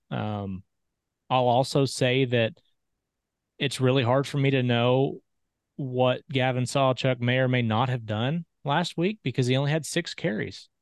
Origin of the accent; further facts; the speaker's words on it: Oklahoma, United States; I grew up in Oklahoma